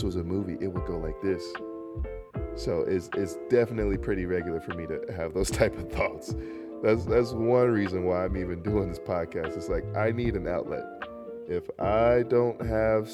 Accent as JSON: {"language": "English", "region": "North Carolina", "country": "United States", "tie": "born or raised there", "said": "North Carolina, born and raised"}